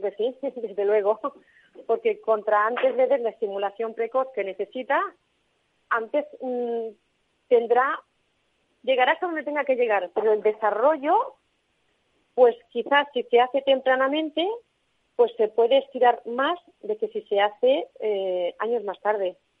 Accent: Tarragona, Catalonia, Spain; aquí en, Tarragona, porque nosotros somos de Tarragona

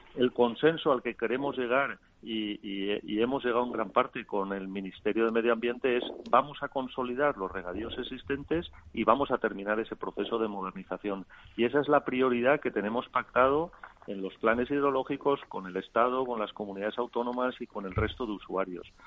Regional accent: Spain; Es que España de, somos el país de Europa

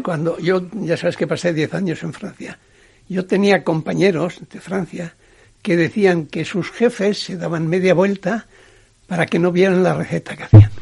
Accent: Ziordia, Navarre, Spain; moved away; De Ciordia.

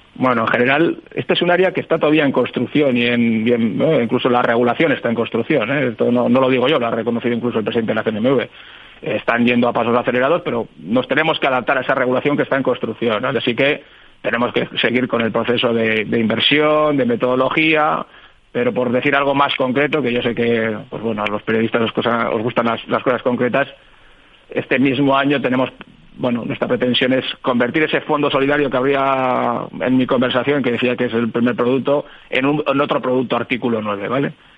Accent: Bilbao, Basque Country, Spain; somos un poco de Bilbao

